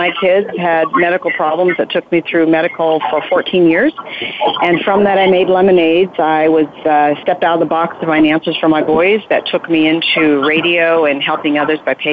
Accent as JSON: {"language": "English", "town": "Las Vegas", "region": "Nevada", "country": "United States", "said": "I'm from Las Vegas"}